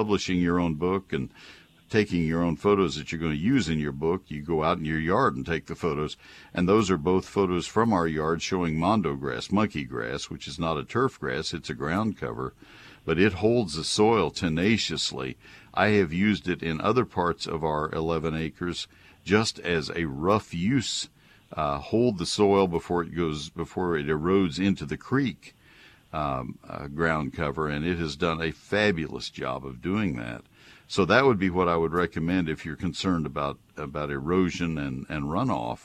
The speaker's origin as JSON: {"language": "English", "town": "College Station", "region": "Texas", "country": "United States", "tie": "born or raised there", "also_born_or_lived": "Ohio", "said": "I transferred from Texas A&M, College Station, where I grew up, to Ohio State"}